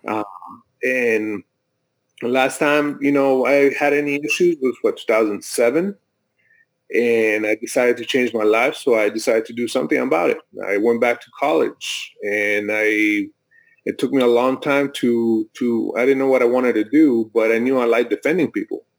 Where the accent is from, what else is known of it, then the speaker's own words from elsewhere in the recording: Mexico; now in United States; I'm I'm from Mexico. I was born in Mexico